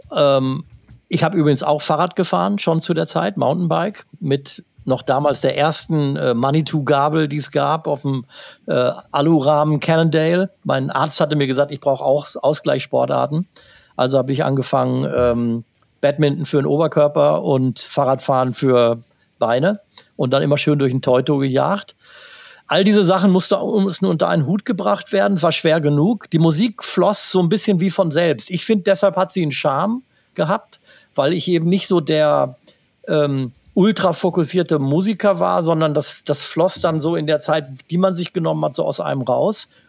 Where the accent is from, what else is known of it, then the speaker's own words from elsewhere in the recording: Gütersloh, North Rhine-Westphalia, Germany; hier in meiner Heimatstadt